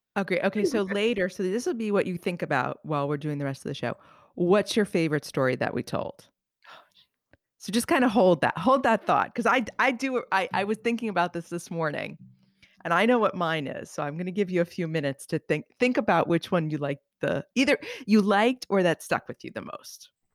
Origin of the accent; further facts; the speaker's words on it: outside of New York City, United States; I grew up outside of New York City in the seventies and the eighties